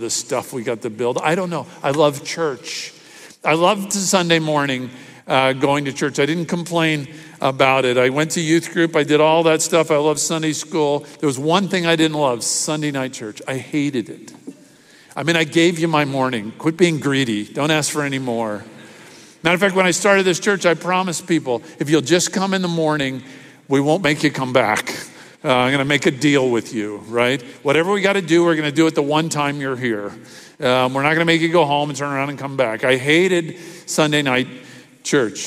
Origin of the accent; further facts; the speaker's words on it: Miami, Florida, United States; growing up in church, I can remember in the church I grew up in Miami